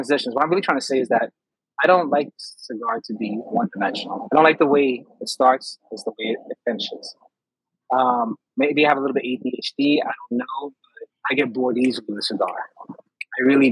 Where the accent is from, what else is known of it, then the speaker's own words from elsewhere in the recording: New York, United States; also born or lived in Poconos, Pennsylvania; being a New Yorker